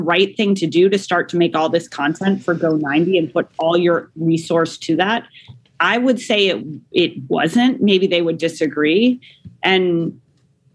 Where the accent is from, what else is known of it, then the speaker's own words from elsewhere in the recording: Denver, Colorado, United States; I was born in Denver, Colorado